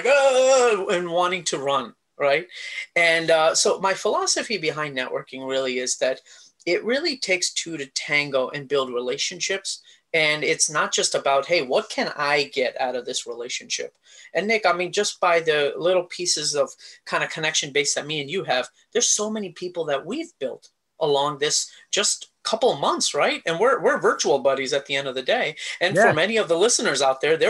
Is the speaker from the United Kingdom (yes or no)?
no; India; now in United States; a guy with a family who grew up in India, came to the US